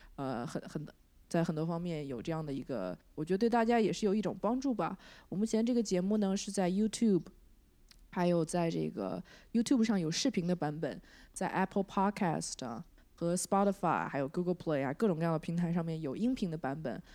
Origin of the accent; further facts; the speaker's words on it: China; moved away as an adult; also born or lived in San Francisco Bay Area, United States; now in Los Angeles, United States; 我觉得国内，我从，我就是从国内出来的